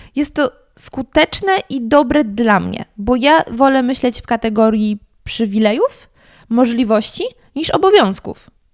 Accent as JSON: {"language": "Polish", "area": "Sudetes", "region": "Lower Silesian Voivodeship", "country": "Poland", "said": "ja pochodzę z tamtych stron"}